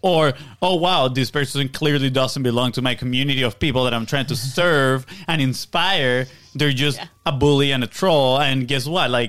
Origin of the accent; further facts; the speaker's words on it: Venezuela; moved away; we come from Venezuela.